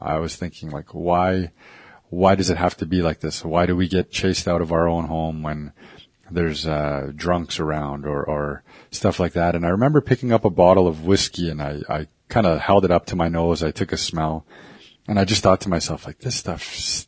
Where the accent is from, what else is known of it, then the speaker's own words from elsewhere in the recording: Hobbema, Alberta, Canada; also born or lived in Ermineskin Reserve; I'm from the Samson Cree Nation. Out here in Hobima, we have four reserves.